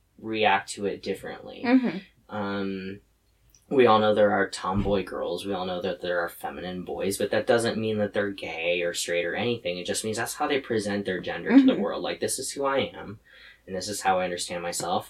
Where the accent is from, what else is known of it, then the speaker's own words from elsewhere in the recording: Lewiston, United States; I'm also from Lewiston